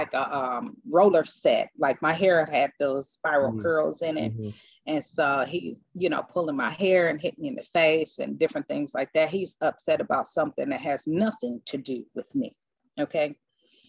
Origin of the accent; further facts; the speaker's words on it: Cleveland, Ohio, United States; moved away; I'm originally from Cleveland, Ohio